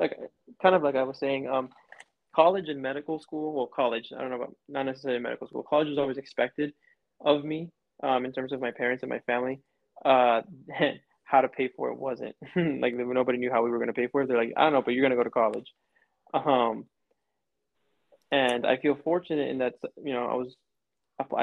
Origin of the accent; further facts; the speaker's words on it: Florida, United States; moved away as an adult; now in New Mexico, United States; I'm from Florida